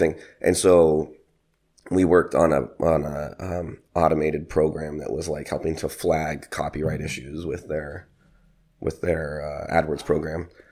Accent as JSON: {"language": "English", "town": "San Francisco", "region": "California", "country": "United States", "moved": "as an adult", "said": "I'm originally from San Francisco, California"}